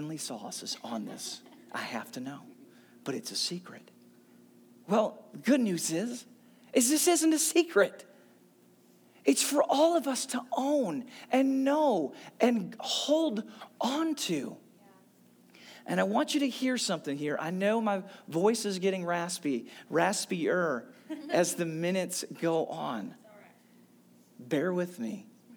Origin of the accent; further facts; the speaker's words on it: St. Louis, Missouri, United States; I had an amazing church. I grew up in St. Louis